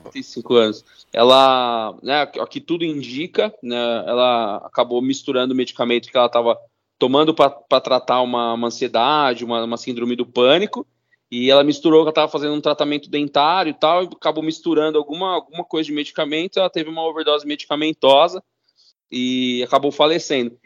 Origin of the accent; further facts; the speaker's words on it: São Paulo, Brazil; Eu sou, sou nascido e criado na Zona Norte de São Paulo